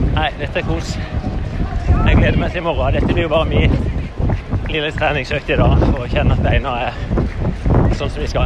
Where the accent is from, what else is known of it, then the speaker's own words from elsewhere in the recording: Norway; hjemme i Norge